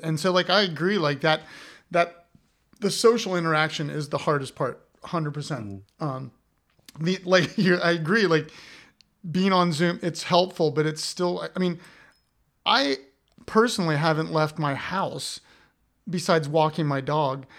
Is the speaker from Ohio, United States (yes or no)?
yes; Columbus, Ohio, United States; I'm from Columbus, Ohio